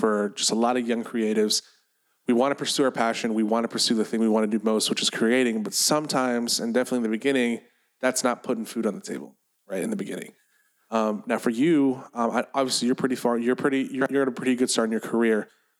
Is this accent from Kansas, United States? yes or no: no; Chicago, Illinois, United States; now in California, United States; I'm from Chicago